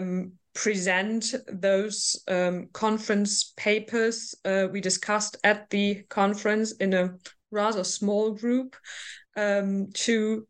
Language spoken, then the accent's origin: English; North Rhine-Westphalia, Germany; I'm from Western Germany, more specific from North Rhine-Westphalia